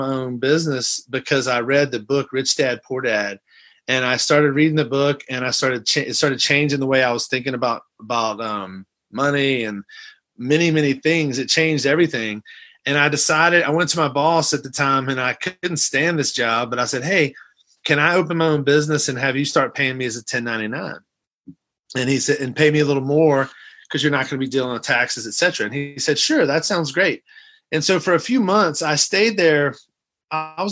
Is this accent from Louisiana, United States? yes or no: yes; outside of New Orleans, Louisiana, United States; moved away as an adult; also born or lived in Athens, Georgia / Los Angeles, California; now in Texas, United States; I'm originally from Athens, Georgia, when my folks were in school. I grew up in Louisiana, outside of New Orleans